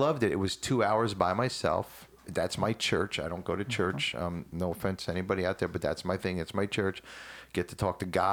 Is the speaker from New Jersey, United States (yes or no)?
yes; New Jersey, United States; moved away; I'm from Jersey